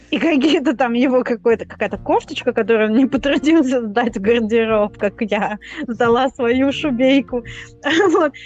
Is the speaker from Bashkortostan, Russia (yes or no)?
no; Moscow, Russia; moved away as an adult; now in London, United Kingdom; я из Москвы